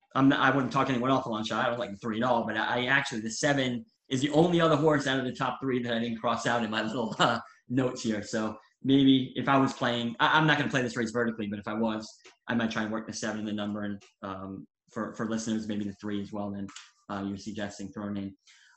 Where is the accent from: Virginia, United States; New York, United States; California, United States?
New York, United States; I'm from New York and I follow New York racing closest.